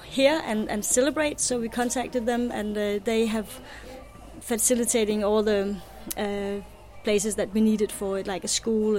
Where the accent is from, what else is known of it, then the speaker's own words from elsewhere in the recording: Denmark; I'm from Denmark